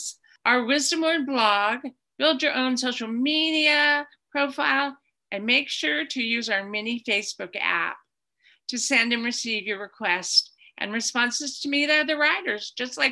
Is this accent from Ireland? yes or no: yes; Ireland; I'm Irish